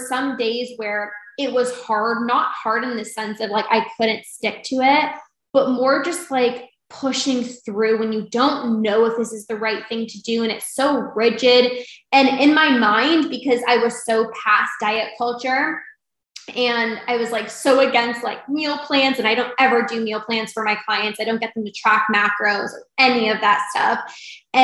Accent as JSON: {"language": "English", "country": "Canada", "said": "I'm from Canada"}